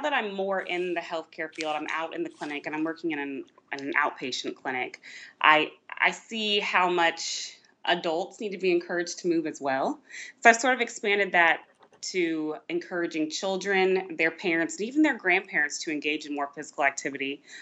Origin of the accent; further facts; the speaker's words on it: Georgia, United States; moved away as an adult; now in Virginia, United States; I grew up not in Virginia at all. I actually grew up in Georgia.